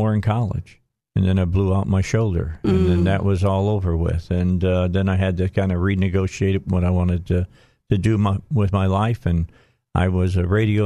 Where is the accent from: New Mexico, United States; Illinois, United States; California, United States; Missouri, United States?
Illinois, United States; outside of Chicago; also born or lived in Gary, Indiana; now in Arkansas, United States; I grew up outside of Chicago